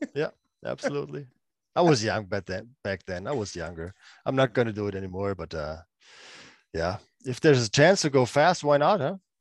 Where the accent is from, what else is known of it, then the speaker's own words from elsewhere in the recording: Freiburg, Baden-Württemberg, Germany; play for my hometown team, um, being the captain of the team